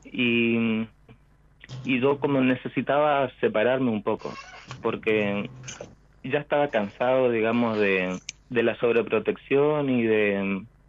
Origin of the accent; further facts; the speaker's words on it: Chaco, Argentina; moved away as an adult; now in Peru; yo nací en el Chaco, en San Sí. Pero hace como unos siete años me fui y estoy viviendo en Perú